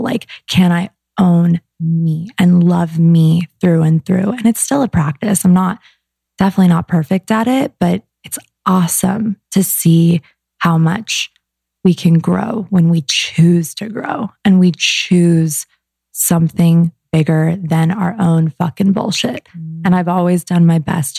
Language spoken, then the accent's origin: English; Arizona, United States; moved away as an adult; now in Los Angeles, United States; I was from Arizona